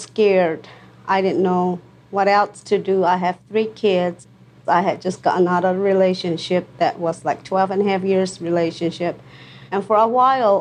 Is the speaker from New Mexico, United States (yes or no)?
yes; Santo Domingo Pueblo, New Mexico, United States; I'm from Santo Domingo Pueblo, New Mexico.